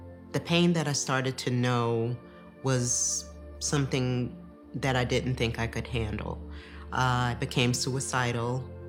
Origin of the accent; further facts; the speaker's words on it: New York, United States; I grew up in New York.